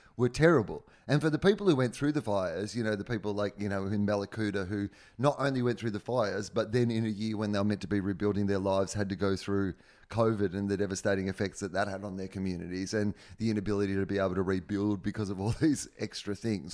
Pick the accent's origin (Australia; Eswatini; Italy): Australia; moved away; also born or lived in Los Angeles; I'm Australian